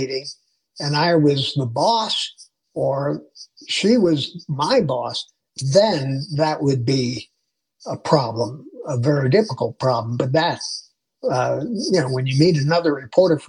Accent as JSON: {"language": "English", "town": "Chicago", "region": "Illinois", "country": "United States", "tie": "born or raised there", "moved": "as an adult", "lives_now": "Denver, United States", "said": "growing up in Chicago"}